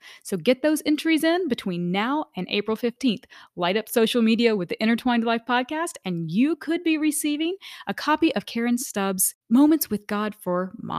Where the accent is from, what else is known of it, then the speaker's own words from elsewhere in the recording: Kentucky, United States; also born or lived in Washington, D.C.; I was born and raised in Kentucky. And then I was in the DC area for 10 years before we came here.